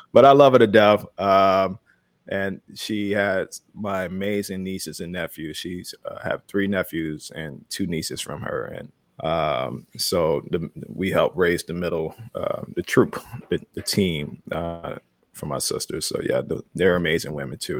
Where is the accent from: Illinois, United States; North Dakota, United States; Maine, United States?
Illinois, United States; Chicago; I was that kid growing up in Chicago